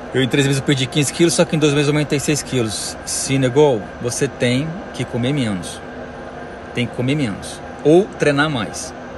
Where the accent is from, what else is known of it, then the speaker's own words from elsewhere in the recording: Goiânia, Goiás, Brazil; moved away as an adult; now in United States; Moro aqui nos Estados Unidos tem 12 anos já. Sou de Goiânia.